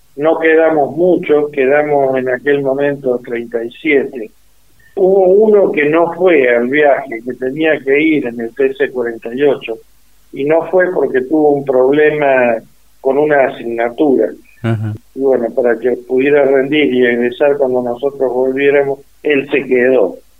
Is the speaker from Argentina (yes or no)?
yes; Huinca Renancó, Córdoba, Argentina; Soy nativo de la provincia de Córdoba